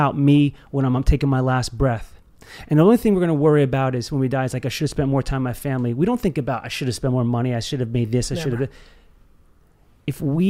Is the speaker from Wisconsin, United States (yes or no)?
no; Cedar Grove, New Jersey, United States; We grew up actually in Cedar Grove, New Jersey